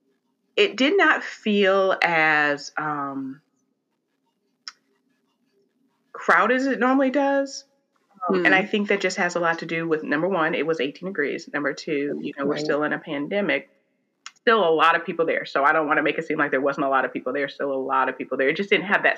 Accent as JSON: {"language": "English", "town": "Oberlin", "region": "Ohio", "country": "United States", "tie": "born or raised there", "said": "I grew up, I'm from Oberlin, Ohio, where Oberlin College is"}